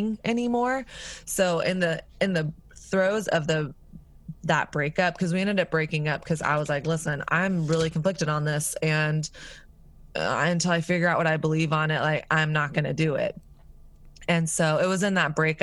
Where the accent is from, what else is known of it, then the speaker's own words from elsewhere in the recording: the South, United States; moved away; also born or lived in New York; I grew up in the South